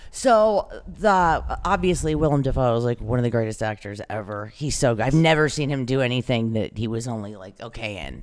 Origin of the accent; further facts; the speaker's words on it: the South, United States; when I was a kid, I'm from the South